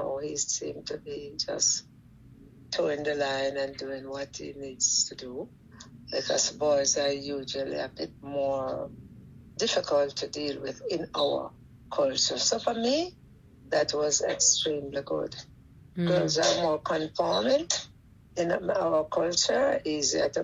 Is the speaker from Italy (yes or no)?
no; Jamaica